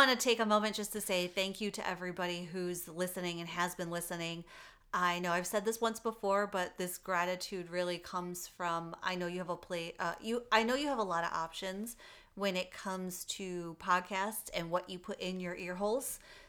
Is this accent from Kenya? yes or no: no; Michigan, United States; now in Arizona, United States; my home state of Michigan.